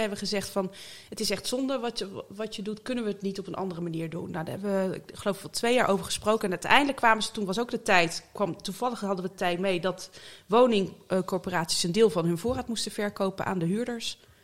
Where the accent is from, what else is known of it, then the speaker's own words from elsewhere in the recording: Zeeland, Netherlands; moved away as an adult; also born or lived in Utrecht / North Brabant; now in The Hague, Netherlands; ik ben in Utrecht geboren en toen via Brabant naar Zeeland verhuisd. En daar ben ik eigenlijk opgegroeid